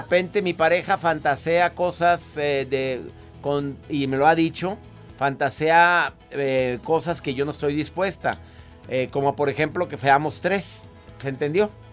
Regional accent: northern Mexico, Mexico; decimos en México, en, en el norte de la República

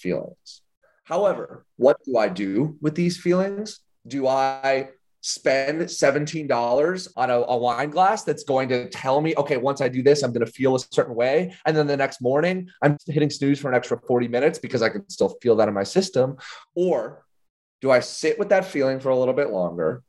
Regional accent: Illinois, United States; I grew up in Illinois

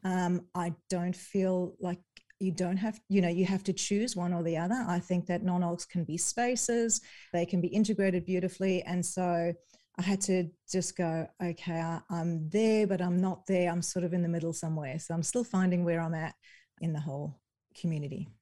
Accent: South Africa; moved away; I'm originally from South Africa

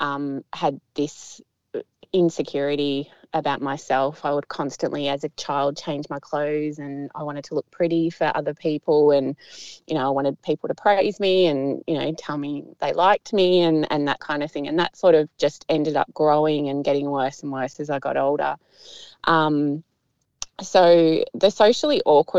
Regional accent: Melbourne, Victoria, Australia; now in Geelong, Australia; I grew up in Tullamarine near the airport, so near the Melbourne airport

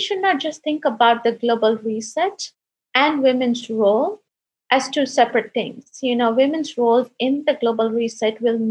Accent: India; I'm the first girl in my family to get education. I come from India

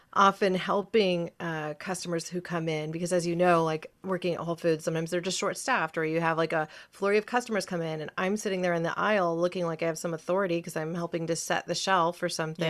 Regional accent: Ashland, Oregon, United States; also born or lived in California; I'm a native Oregonian

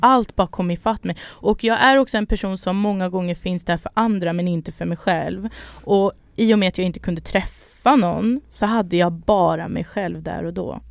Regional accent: Sweden; Jag är född här

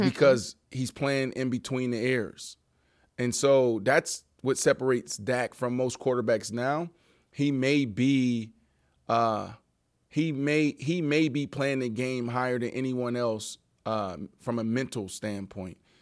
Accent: Pittsburgh, Pennsylvania, United States; I'm from East Liberty

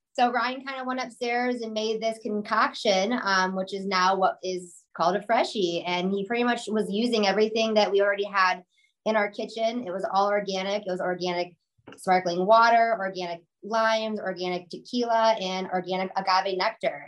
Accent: Chicago, Illinois, United States; we're from Chicago

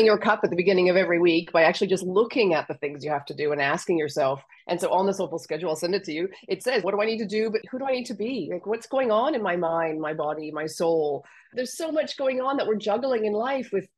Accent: Canada; accent: Canadian; moved away as an adult; also born or lived in Australia; now in France; I'm Canadian, so my accent is Canadian. And I went from Canada to Australia at 26 for a month, and I stayed for 17 years.

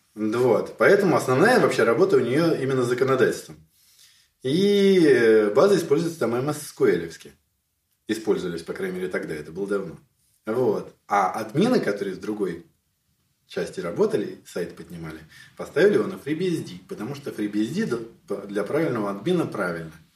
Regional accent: Moscow, Russia; moved away as an adult; now in Kyiv, Ukraine; я коренной москвич, и в Киеве живу, правда, уже больше 15 лет, но я коренной москвич

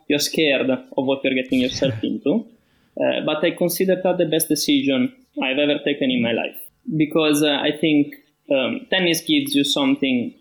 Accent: Milan, Lombardy, Italy; In Milan. I was born and raised in Milan.

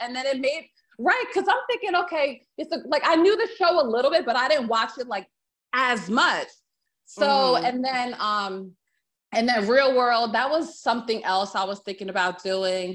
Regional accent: New Jersey, United States; moved away as an adult; now in Virginia, United States; I grew up in Jersey

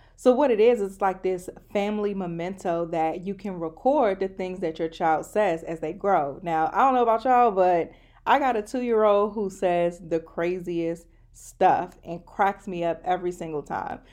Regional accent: Maryland, United States; I'm from Maryland.

